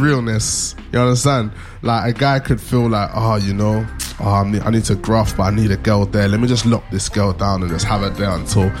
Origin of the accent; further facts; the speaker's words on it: United Kingdom; We are British, apparently.